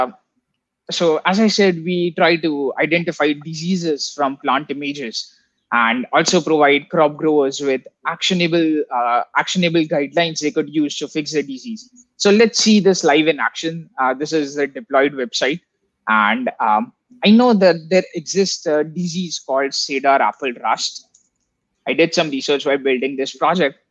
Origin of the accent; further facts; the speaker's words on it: India; I come from India